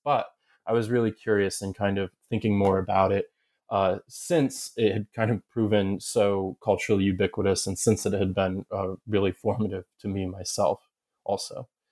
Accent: Southern Ohio, United States; moved away as an adult; also born or lived in upstate New York / Kentucky / Massachusetts / Connecticut; I grew up in Southern Ohio, uh, though I'm from ups, upstate New York

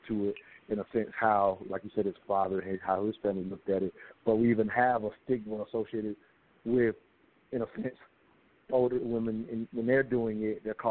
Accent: South Carolina, United States; now in Atlanta, United States; we're here in Atlanta, and I grew up in South Carolina

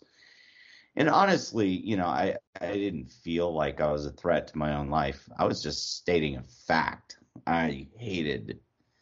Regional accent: New Orleans, Louisiana, United States; accent: New York-like; also born or lived in Pineville, Louisiana / Atlanta, Georgia / Portland; now in Austin, United States; I was born and raised in New Orleans.

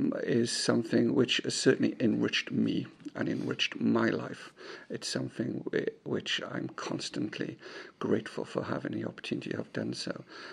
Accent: Tredegar, Wales, United Kingdom; also born or lived in Aberystwyth; Yes, I was born in Tredegar. I was born in St. James's Hospital in February 1964 in the middle of a blizzard. My mother and father were both born in Tredegar.

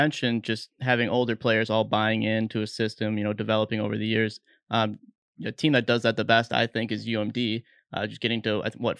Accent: Minnesota, United States; we're from Minnesota here.

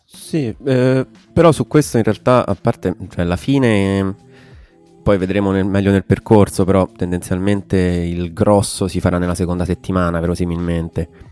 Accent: Frascati, Lazio, Italy; accent: pseudo-Roman; also born or lived in Strasbourg; Qualche anno fa ho scelto di essere di Frascati, cioè di rispondere, sono di Frascati. Non che non vivessi già qui praticamente da tutta la vita

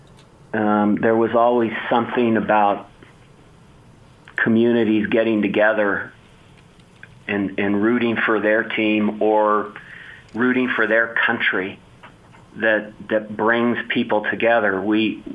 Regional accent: Bay Area, California, United States; I grew up in the Bay Area

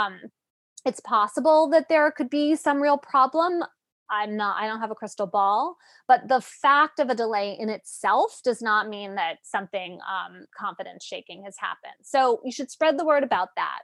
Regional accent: Connecticut, United States; my home state of Connecticut

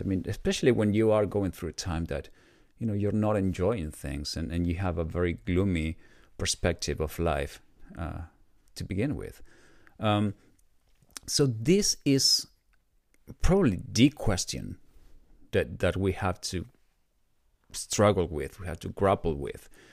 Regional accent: Argentina; moved away as an adult; now in United States; I was born in Argentina, and in my twenties, I decided to move to the U S.

